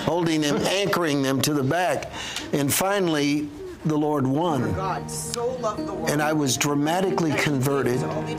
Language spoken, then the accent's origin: English; San Francisco, California, United States; my hometown in San Francisco